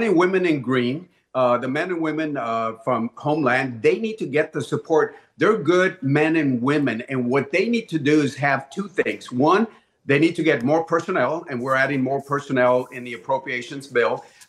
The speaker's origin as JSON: {"language": "English", "town": "Laredo", "region": "Texas", "country": "United States", "tie": "born or raised there", "said": "my hometown of Laredo"}